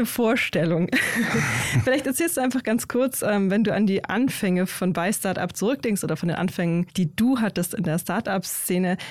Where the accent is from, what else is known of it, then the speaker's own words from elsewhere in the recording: Bavaria, Germany; now in Berlin, Germany; aus meiner Heimat, nämlich aus Bayern